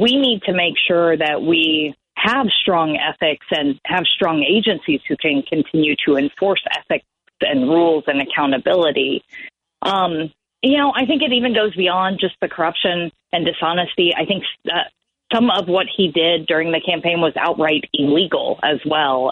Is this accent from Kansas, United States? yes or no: yes; Kansas, United States; my home state of Kansas